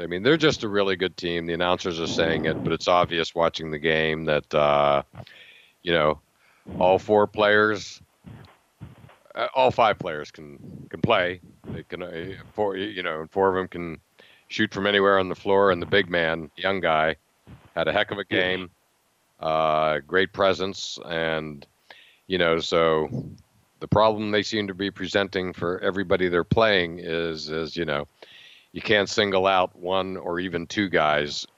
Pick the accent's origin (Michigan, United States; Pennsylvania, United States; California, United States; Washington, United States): Pennsylvania, United States; Altoona; now in Boston, United States; I grew up in Altoona